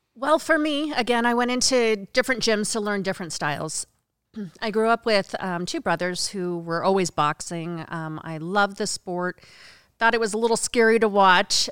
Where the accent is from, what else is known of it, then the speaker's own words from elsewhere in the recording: Oregon, United States; moved away; also born or lived in Las Vegas, Nevada; originally, I was born in Vegas. I was raised on a farm in Oregon